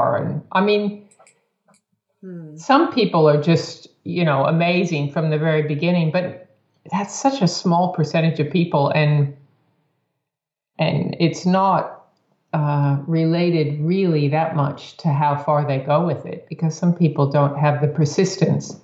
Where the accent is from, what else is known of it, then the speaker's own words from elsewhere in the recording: United States; growing up in the States